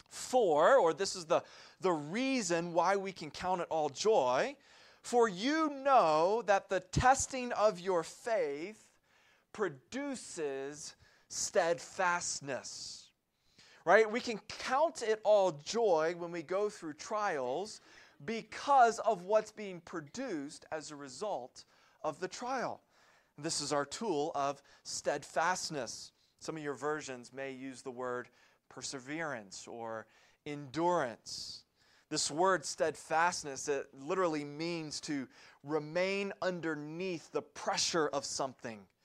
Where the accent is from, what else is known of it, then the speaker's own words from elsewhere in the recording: Columbia, South Carolina, United States; moved away; My family lived and operated a Christian summer camp in Columbia, South Carolina